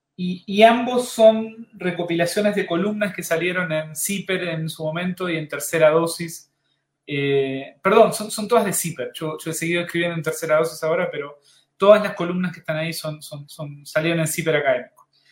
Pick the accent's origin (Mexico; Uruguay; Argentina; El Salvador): Uruguay; moved away as an adult; now in Chile; mi país de origen, Uruguay